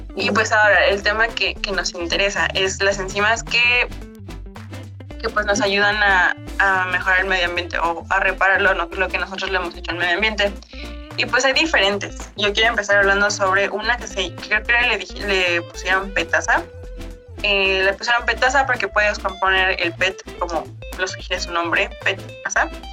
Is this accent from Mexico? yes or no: yes; Mexico; nosotros como mexicanos